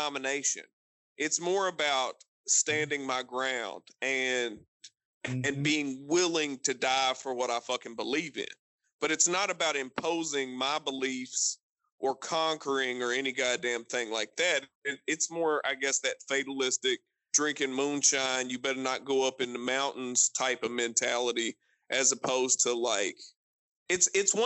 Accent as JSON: {"language": "English", "region": "Appalachia", "country": "United States", "said": "I'm an Appalachian American. I am Melungeon through and fucking through"}